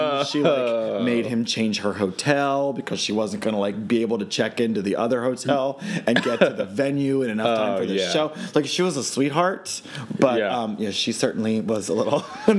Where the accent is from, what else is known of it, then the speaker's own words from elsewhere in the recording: Maryland, United States; Oh, I'm from Maryland.